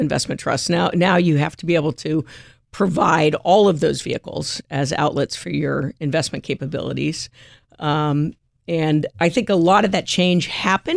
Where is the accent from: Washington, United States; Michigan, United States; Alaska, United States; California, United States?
California, United States; born or raised there; also born or lived in Montclair, New Jersey / Jersey City, New Jersey